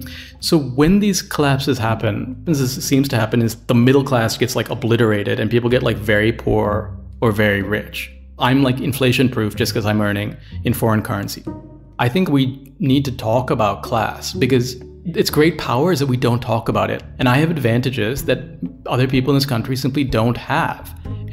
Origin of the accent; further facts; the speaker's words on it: Canada; born there; but I was born in Canada, right? So I can get out.